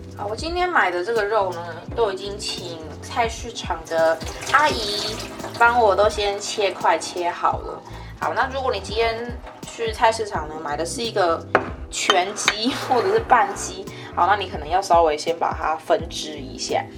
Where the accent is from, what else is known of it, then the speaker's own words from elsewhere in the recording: Kaohsiung, Taiwan; moved away as an adult; now in Taipei, Taiwan; 我是高雄人